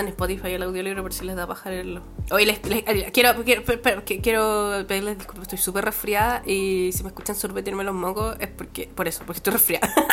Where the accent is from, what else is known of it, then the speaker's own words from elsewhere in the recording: Chile; moved away; la estoy pasando mal viviendo fuera de Chile